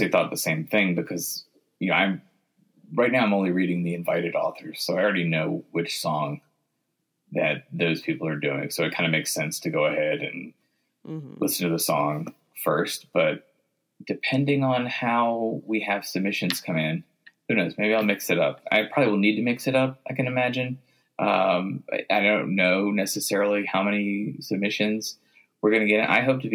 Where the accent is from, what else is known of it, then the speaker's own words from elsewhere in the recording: the South, United States; moved away as an adult; also born or lived in Virginia / Tennessee / Mississippi; now in Saint Paul, United States; I grew up in the South. I grew up in Virginia and Tennessee, and I went to college in Mississippi